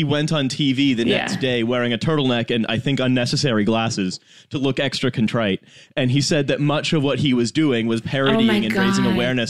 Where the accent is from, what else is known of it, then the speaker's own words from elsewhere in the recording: Canada; now in United Kingdom; as a Canadian who just lives here.